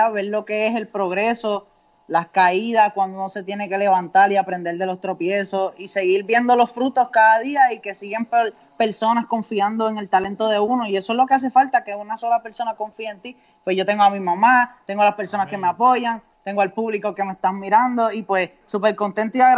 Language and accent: Spanish; Carolina, Puerto Rico; Yo soy un joven soñador. Yo vengo desde Carolina, siempre con el sueño de ser cantante y cumplir mis metas.